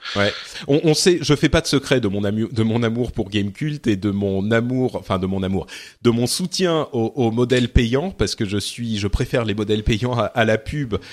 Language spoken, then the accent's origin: French; Lebanon; moved away; je viens du Liban